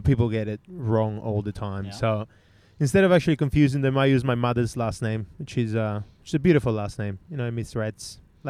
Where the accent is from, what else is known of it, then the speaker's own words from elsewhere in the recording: Peru; now in Australia; I'm Peruvian. I live there. I am Australian